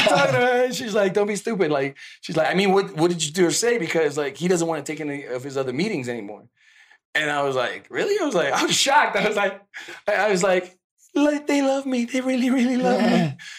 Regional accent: Mexico City, Mexico; moved away; When I went to the U.S. because I'm originally from Mexico City.

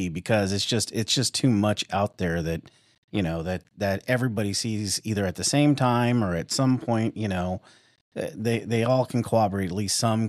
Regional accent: West Coast, United States; And I'm originally from the West Coast. We're in the Midwest now

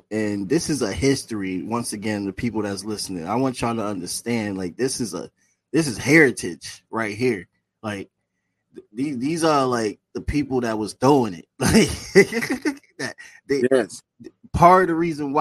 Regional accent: North Carolina, United States; moved away; I'm partly from the South. I was partly raised from the South in North Carolina

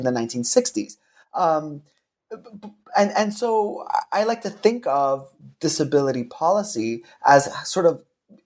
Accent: Canada; also born or lived in Seattle, United States / Oxford, United Kingdom; I was trained in the United States, even though I'm Canadian

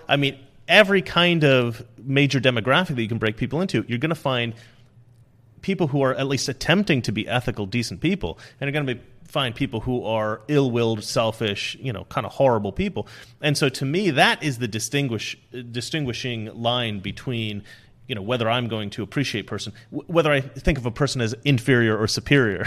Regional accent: Oregon, United States; growing up in Oregon, um, we, we were, I mean, we had, like, leftist teachers

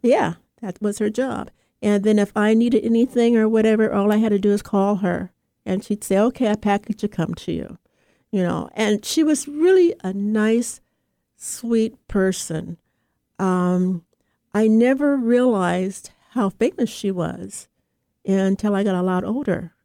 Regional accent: United States; also born or lived in Oakland, California; as an American, a Black American

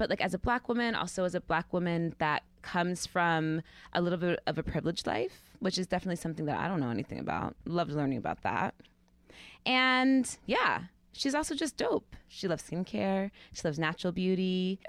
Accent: the Catskills, New York, United States; I grew up in the Catskills

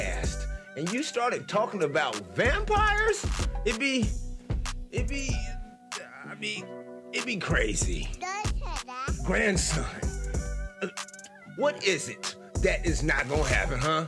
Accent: United States; as an American

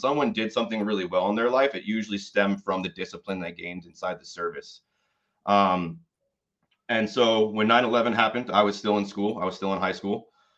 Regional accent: Catskill, New York, United States; moved away; So I was born and raised in the Catskill Mountains of New York. I was actually born in the town of Catskill

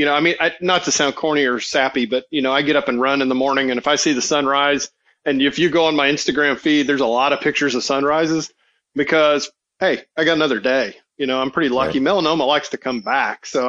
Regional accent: Atlanta, Georgia, United States; also born or lived in California; now in Mississippi, United States; I am a Southerner. I grew up in Atlanta

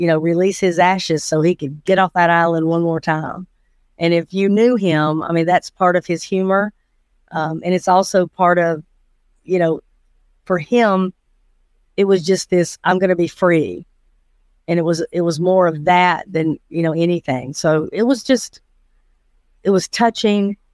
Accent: Atlanta, Georgia, United States; I was born in Atlanta, Georgia. Uh, grew up in Fulton County my entire life

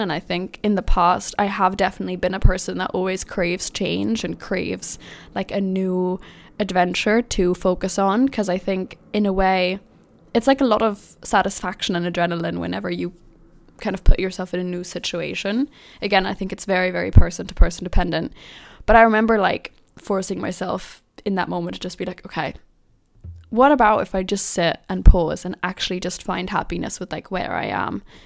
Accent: Germany; moved away as an adult; now in London, United Kingdom; me growing up in Germany

